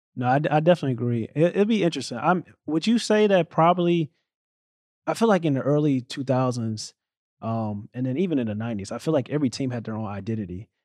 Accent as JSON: {"language": "English", "town": "St. Louis", "region": "Missouri", "country": "United States", "tie": "born or raised there", "moved": "as an adult", "lives_now": "New Jersey, United States", "said": "growing up in Saint Louis, Missouri"}